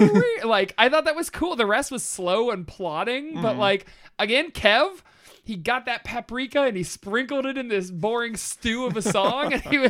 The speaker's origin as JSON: {"language": "English", "town": "Youngstown", "region": "Ohio", "country": "United States", "said": "We're from Youngstown."}